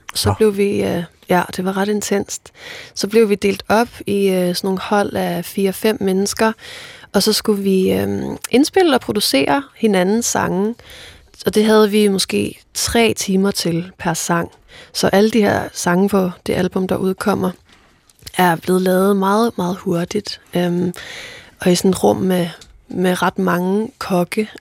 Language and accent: Danish; Faroe Islands; first language Faroese; Danish is a second language; mit færøske sprog